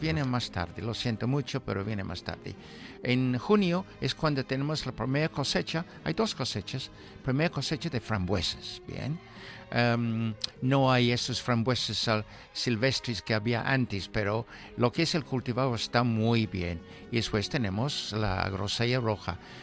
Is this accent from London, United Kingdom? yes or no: no; Newmarket, East of England, United Kingdom; moved away; mi pueblo, Newmarket. Sí. Porque sabes que mi, mi pueblo huele de caballos